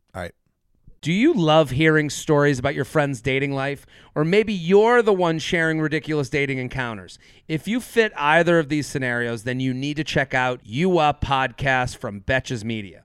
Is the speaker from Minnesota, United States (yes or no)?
no; South Carolina, United States